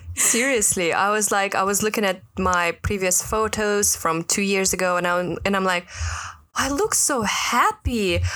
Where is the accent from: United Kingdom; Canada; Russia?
Russia; now in Hong Kong; I'm from Russia.